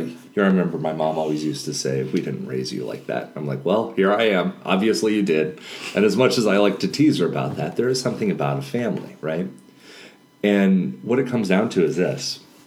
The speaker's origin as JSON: {"language": "English", "country": "Panama", "tie": "born there", "said": "when I was a child, I was born in Panama, and my mom actually served at a leper colony."}